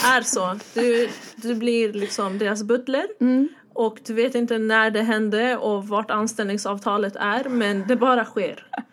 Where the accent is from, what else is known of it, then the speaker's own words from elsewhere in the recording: Stockholm, Stockholm County, Sweden; jag är från Husby